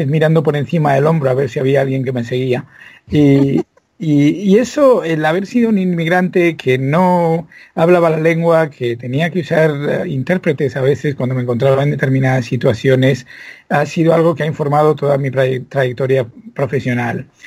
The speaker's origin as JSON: {"language": "Spanish", "country": "Spain", "tie": "born or raised there", "moved": "as an adult", "lives_now": "United States", "said": "nací en España donde me crié, además, afortunadamente en el seno de una familia estupenda. Nunca teníamos dinero, pero había mucho amor eh, y muchos libros y mucha música."}